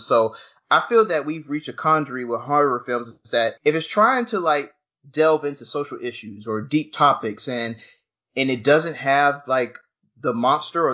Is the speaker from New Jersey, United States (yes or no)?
no; Georgia, United States; moved away; I come from Georgia